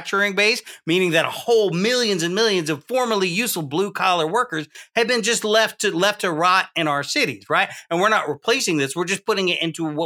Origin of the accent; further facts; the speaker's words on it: Deep South, United States; I grew up in the Deep South.